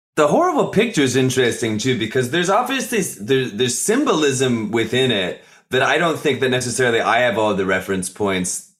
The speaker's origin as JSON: {"language": "English", "country": "United States", "said": "being an American"}